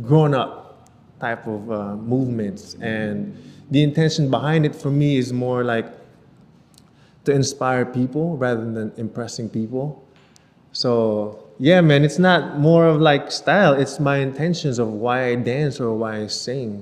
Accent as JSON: {"language": "English", "country": "Canada", "tie": "born or raised there", "moved": "as an adult", "lives_now": "Philippines", "said": "me growing up in Canada"}